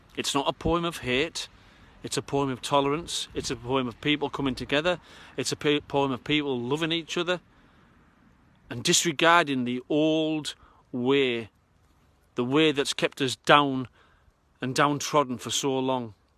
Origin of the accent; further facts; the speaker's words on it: Redcar, North East England, United Kingdom; I've come back to this northern working class shrine in my hometown of Redcar